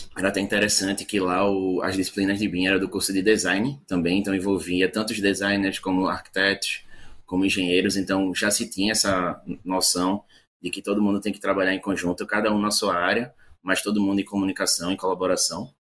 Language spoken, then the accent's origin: Portuguese; Recife, Pernambuco, Brazil; eu sou daqui de Recife, Pernambuco